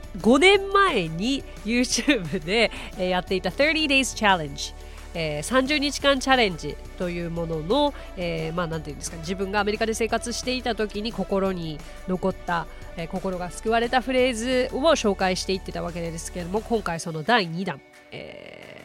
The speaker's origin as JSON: {"language": "Japanese", "country": "Japan", "also_born_or_lived": "United States", "said": "I'm from Japan"}